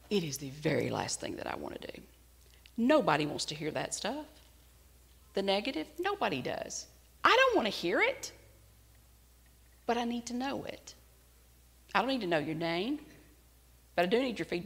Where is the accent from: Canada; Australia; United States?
United States; As an American